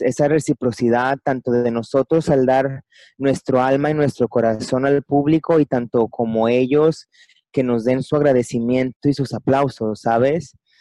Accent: Puerto Vallarta, Jalisco, Mexico; soy originario de Puerto Vallarta, Jalisco, México

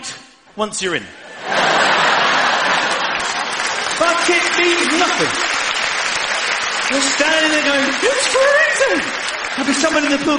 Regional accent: United Kingdom; I am a British person.

